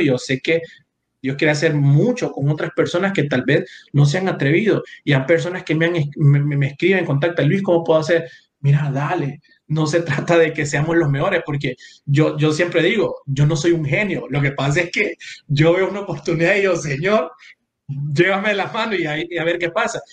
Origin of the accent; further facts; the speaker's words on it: San Pedro Sula, Cortés, Honduras; moved away; yo crecí en San Pedro Sula, en Barrio Medina